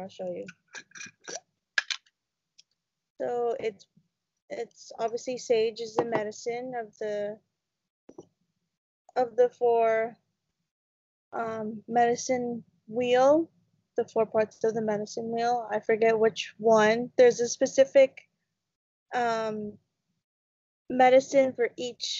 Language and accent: English; London, Ontario, Canada; now in Rama, Canada; I come from London, Ontario. My family is originally from there